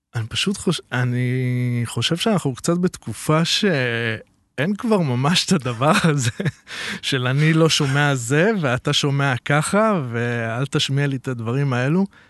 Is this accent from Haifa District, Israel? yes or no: no; Netanya, Central District, Israel; גדלתי אה, בנתניה